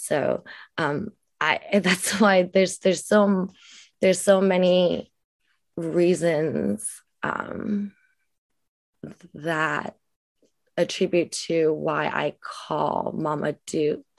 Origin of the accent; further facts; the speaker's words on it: United States; the beauty that is Vietnamese and the beauty that is being Vietnamese American and owning that part of who I am unapologetically